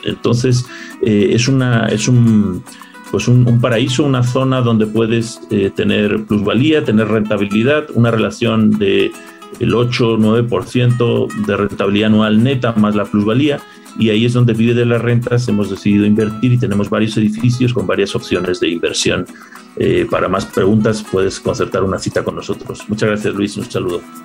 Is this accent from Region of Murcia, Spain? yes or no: no; Madrid, Community of Madrid, Spain; yo soy de España, eh, pero soy de otra ciudad de Madrid